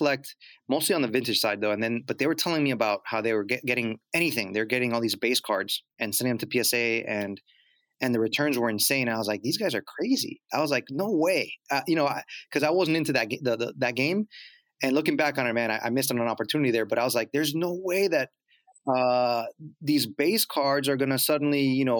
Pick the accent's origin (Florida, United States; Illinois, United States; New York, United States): Florida, United States; Miami; moved away as an adult; I grew up in Miami